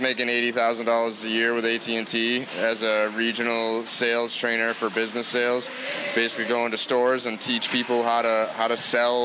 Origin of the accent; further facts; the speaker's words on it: New Bedford, Massachusetts, United States; also born or lived in Plymouth, Massachusetts / Colorado; I'm from Mass. I was born in New Bedford, graduated from Plymouth.